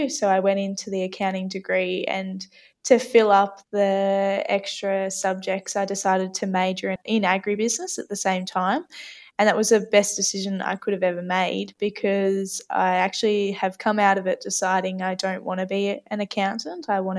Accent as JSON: {"language": "English", "town": "Renmark", "region": "South Australia", "country": "Australia", "tie": "born there", "also_born_or_lived": "Mildura / Nangeloc", "said": "I was born in Renmark in South Australia, where we lived on a stone fruit property there."}